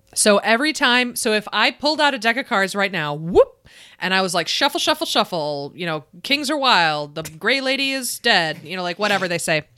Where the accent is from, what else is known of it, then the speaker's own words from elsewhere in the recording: Buffalo, New York, United States; accent: Buffalo; my Buffalo accent